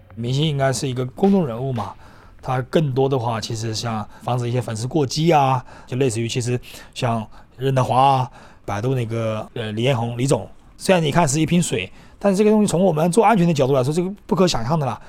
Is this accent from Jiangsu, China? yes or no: yes; Yancheng, Jiangsu, China; moved away; 我老家是那个江苏盐城的。 而且我又是农村的